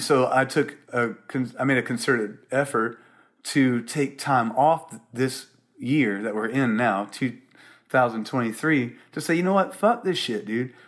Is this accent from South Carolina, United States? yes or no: yes; South Carolina, United States; moved away as an adult; also born or lived in Columbia, South Carolina / Charleston, South Carolina / Seattle; growing up in South Carolina and Columbia, um, or Charleston